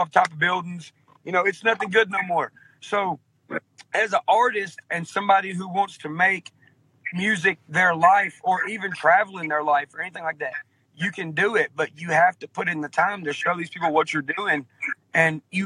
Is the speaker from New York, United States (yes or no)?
no; outskirts of Nashville, Tennessee, United States; accent: real southern accent; I was born in Nashville, Tennessee. I was raised on the outskirts of Nashville, Tennessee in a small town.